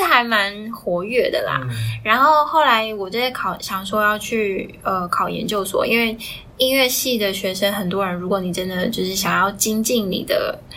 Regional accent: Taiwan; 我是从小在台湾念，呃，音乐班，就是国是古典音乐出身的，嗯。然后就小学三年级就念到高中三年级的电音乐系，然后我是主修中提琴，副修钢琴这样子

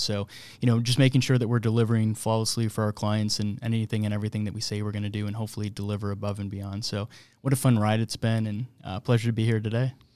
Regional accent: Buffalo, New York, United States; moved away as an adult; now in Kansas City, United States; born and raised in Buffalo, New York

